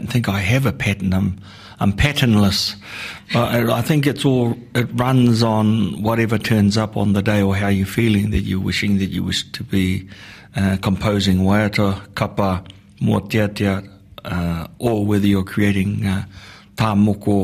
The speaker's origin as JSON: {"language": "English", "area": "Te Tai Rawhiti", "region": "Gisborne", "country": "New Zealand", "said": "I come from the Te Tai Rawhiti, and from the tribal groups of Ngāti Porou"}